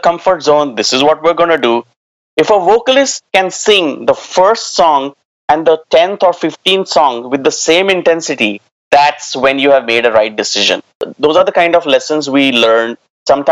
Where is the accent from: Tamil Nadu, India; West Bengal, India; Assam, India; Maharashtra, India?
Maharashtra, India; near Pune; moved away as an adult; also born or lived in Delhi / Gurgaon / Canada; I came back to Pune because I got a job with Veritas Software, again, as a bilingual support individual. Started my career with them and close to my hometown